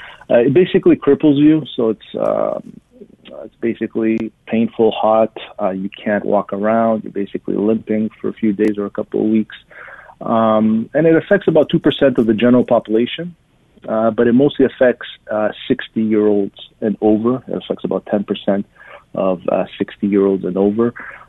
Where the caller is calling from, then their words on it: Montreal, Quebec, Canada; I'm in the Montreal area in Quebec.